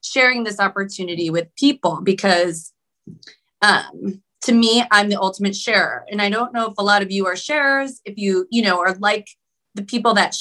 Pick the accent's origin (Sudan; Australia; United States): United States; Cleveland, Ohio; moved away as an adult; also born or lived in Sacramento area, California; now in Sacramento, United States; I'm from Cleveland, Ohio, went in the military, and I landed in the Sacramento area in California.